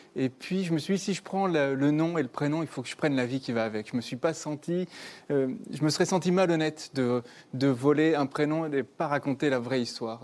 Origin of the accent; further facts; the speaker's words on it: Bordeaux, Nouvelle-Aquitaine, France; j'ai grandi dans le sud-ouest, moi, je viens de Bordeaux